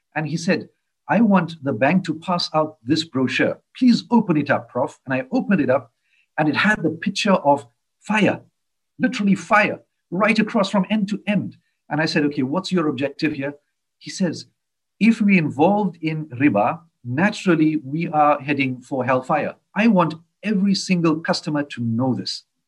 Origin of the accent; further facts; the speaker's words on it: South Africa; I'm from South Africa